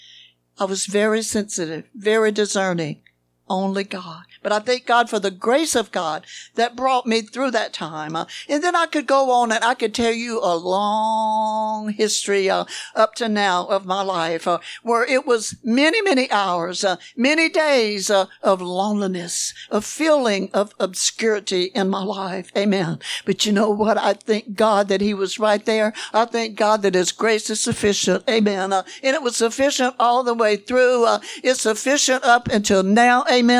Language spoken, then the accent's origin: English; Grand River, Louisiana, United States; also born or lived in New Orleans, Louisiana; I was born in New Orleans, but I was raised in a little community called Grand River, Louisiana